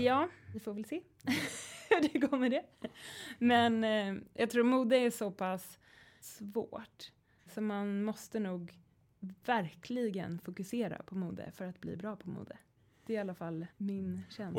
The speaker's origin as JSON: {"language": "Swedish", "country": "Sweden", "said": "som svensk"}